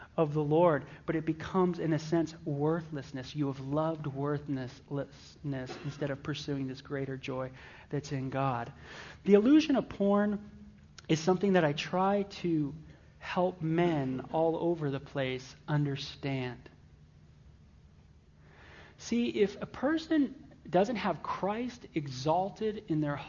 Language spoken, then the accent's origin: English; Los Angeles, California, United States; I was raised in the San Fernando Valley of Southern California, North Hollywood of all places.